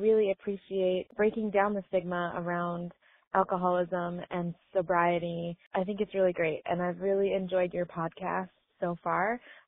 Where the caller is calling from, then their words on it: Michigan, United States; Hi, Ingrid. … I'm from Michigan.